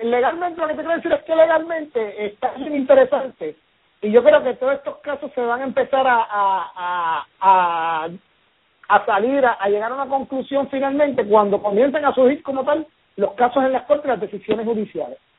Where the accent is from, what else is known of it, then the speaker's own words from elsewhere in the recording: Puerto Rico; nosotros que somos puertorriqueños sabemos